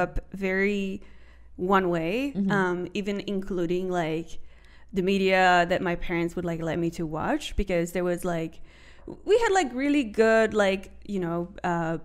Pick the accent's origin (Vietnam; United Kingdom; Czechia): Czechia; moved away; also born or lived in Turkey; coming from Czech Republic, homogenous country